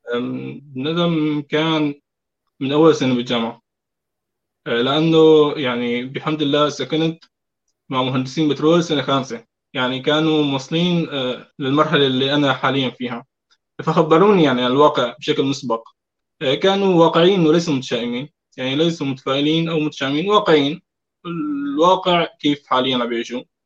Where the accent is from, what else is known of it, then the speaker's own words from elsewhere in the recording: Deir ez-Zor Governorate, Syria; عشت ببيئه آه، محافظه دير الزور